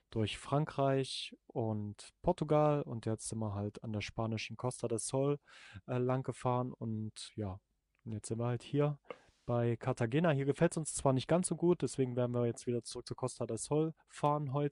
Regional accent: East Germany, Germany; ich komme aus dem Osten, ne, da ist so die Techno-Szene auch recht groß

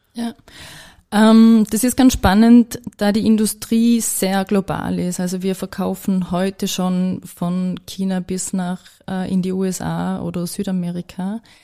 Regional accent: Vorarlberg, Austria; als Vorarlbergerin

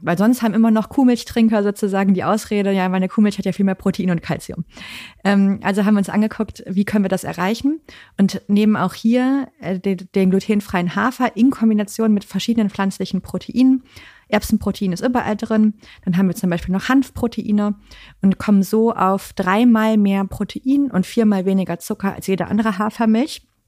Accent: Cologne, North Rhine-Westphalia, Germany; moved away as an adult; now in Hamburg, Germany; ich komme ja aus Köln eigentlich, aber ich bin jetzt seit über zehn Jahren hier

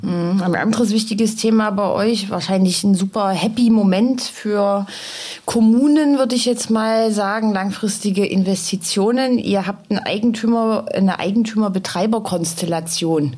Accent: Dresden, Saxony, Germany; meiner Heimatstadt Dresden

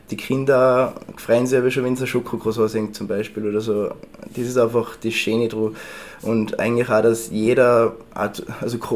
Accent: Tyrol, Austria; Das, also ich wollte ihnen was typisch Tirolerisches bringen natürlich

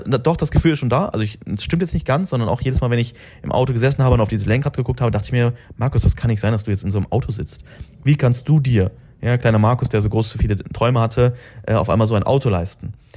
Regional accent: Braunschweig, Lower Saxony, Germany; moved away as an adult; now in Dubai, United Arab Emirates; bei mir in Braunschweig

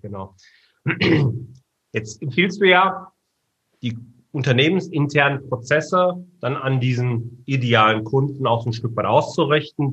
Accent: Ruhr area, North Rhine-Westphalia, Germany; Wir kommen ja beide aus dem Robot

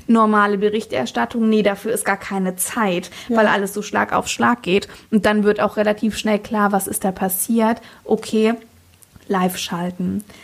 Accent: Fritzlar, Hesse, Germany; also born or lived in Kassel / Munich; wurde ich in Fritzlar geboren, ja. also ich bin so richtige Nordhessin

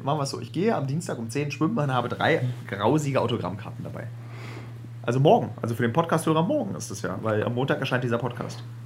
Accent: Berlin, Germany; dass wir beide echte Berliner sind

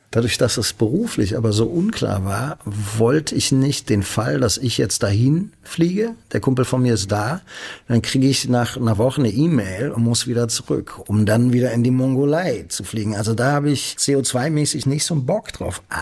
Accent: Berlin, Germany; born there; Selbst für einen gebürtigen Berliner wie mich dachte ich, Halleluja.

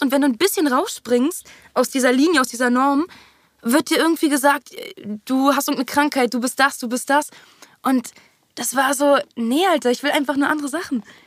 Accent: Berlin, Germany; first language German; Haus da in dieser Siedlung am Tempelhofer Feld. Siedlung. Genau, und da bin ich halt aufgewachsen

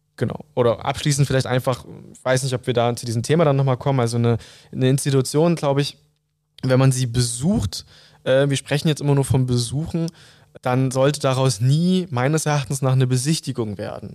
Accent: Saxony, Germany; In meiner Jugend war ich im Kreisschülerrat und im Landesschülerrat Sachsen tätig

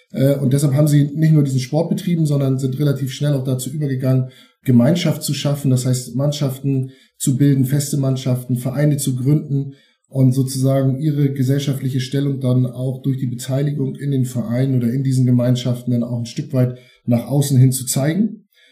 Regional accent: Eutin, Schleswig-Holstein, Germany; geboren 1972 in Eutin

